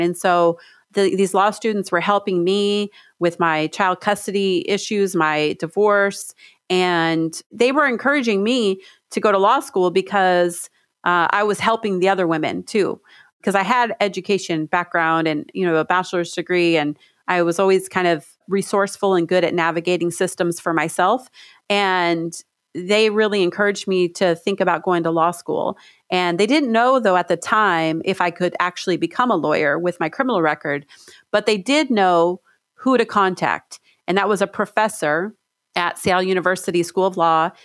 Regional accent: Stockton, California, United States; now in Washington, United States; I grew up in Stockton, California in the, in the projects

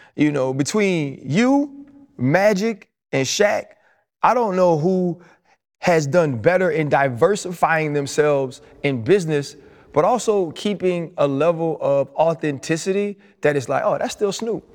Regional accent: New Orleans, Louisiana, United States; I'm from New Orleans

